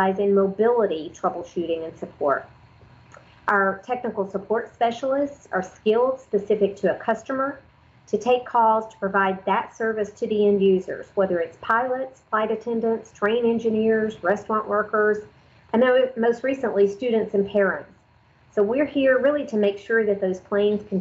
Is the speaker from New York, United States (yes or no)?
no; North Georgia, United States; I'm from the North Georgia area.